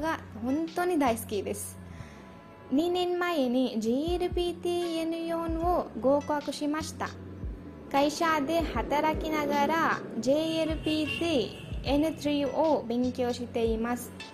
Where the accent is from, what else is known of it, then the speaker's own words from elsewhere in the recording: India; Japanese is a second language; 私はインド人です。